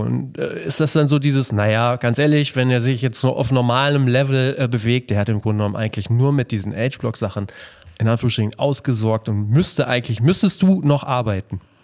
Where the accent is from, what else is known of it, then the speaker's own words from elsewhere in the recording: Melle, Lower Saxony, Germany; ich komme ja aus Melle, aus dem beschaulichen